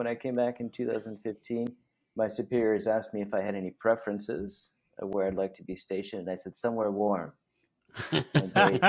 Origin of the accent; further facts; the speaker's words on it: Omaha, Nebraska, United States; moved away as an adult; now in Phoenix, United States; originally from Omaha, Nebraska. And there I grew up with six siblings. There's seven of us in the family. And out of the seven, there's four religious vocations in the family.